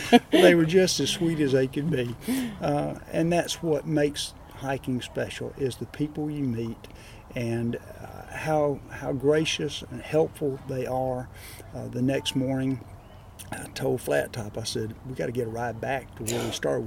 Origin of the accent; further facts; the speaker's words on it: Alabama, United States; now in Crestview, United States; I grew up in Alabama